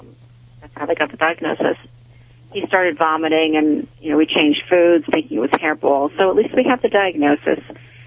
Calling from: Morgantown, Pennsylvania, United States; I'm calling from Morgantown, Pennsylvania.

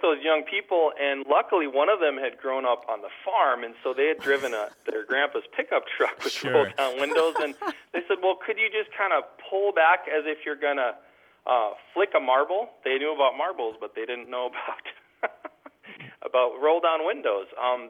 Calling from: Plaza, North Dakota, United States; I'm calling from Plaza, North Dakota.

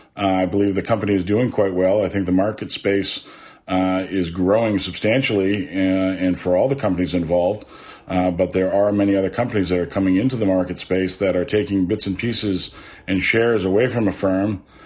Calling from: New Hampshire, United States; I'm calling from New Hampshire.

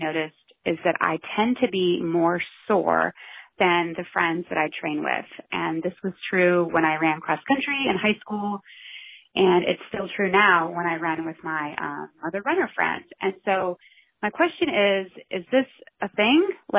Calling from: Richmond, Virginia, United States; I'm calling from Richmond, Virginia.

